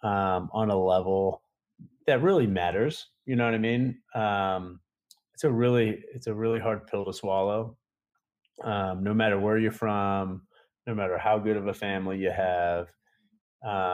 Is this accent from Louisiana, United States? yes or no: no; Tampa, Florida, United States; play arena football in Tampa, which is, you know, my hometown.